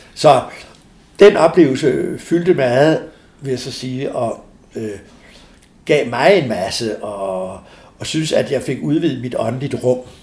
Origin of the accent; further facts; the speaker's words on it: Denmark; jeg kommer fra Danmark